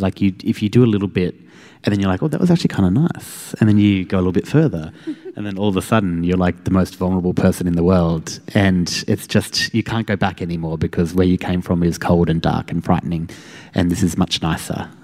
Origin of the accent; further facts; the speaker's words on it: Queensland, Australia; I'm from Queensland